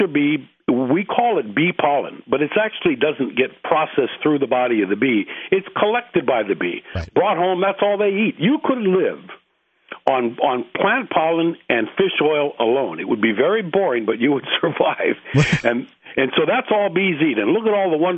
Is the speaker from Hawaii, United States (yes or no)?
yes; Hawaii, United States; also born or lived in Alaska / Australia / New Zealand / New York; I'm from Hawaii, and I'm here to stay now